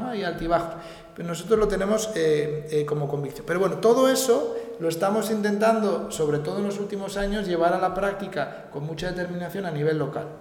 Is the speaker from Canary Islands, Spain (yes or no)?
no; San Sebastián, Basque Country, Spain; now in Madrid, Spain; yo, yo soy de San Sebastián, he vivido, pero he vivido en Madrid en los últimos años